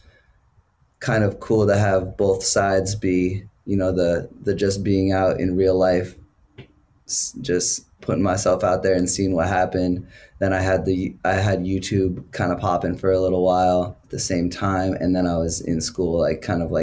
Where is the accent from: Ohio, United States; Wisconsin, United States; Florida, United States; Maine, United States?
Maine, United States; Portland; moved away as an adult; also born or lived in Chicago; I moved to Chicago after I left my hometown in Maine, Portland, Maine